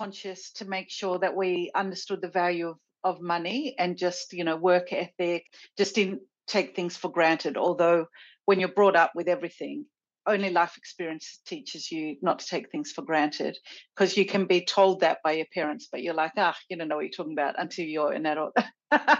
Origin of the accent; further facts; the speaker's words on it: Sydney, New South Wales, Australia; My home is definitely Sydney.